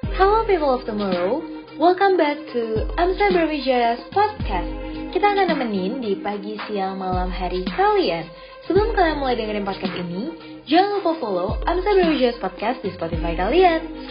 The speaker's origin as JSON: {"language": "Indonesian", "region": "Jakarta", "country": "Indonesia", "said": "asalnya dari Jakarta"}